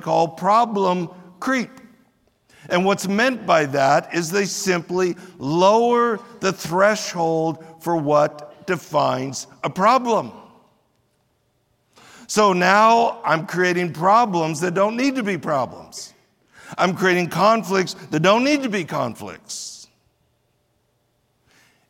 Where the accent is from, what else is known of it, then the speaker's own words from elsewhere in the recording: United States; we as American Christians